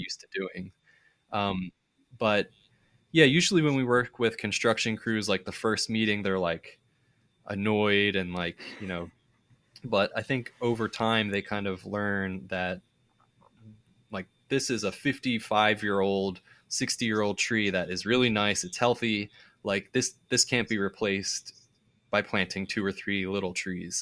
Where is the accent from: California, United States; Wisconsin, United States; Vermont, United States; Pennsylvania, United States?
Pennsylvania, United States; suburbs of Philadelphia; my hometown in the suburbs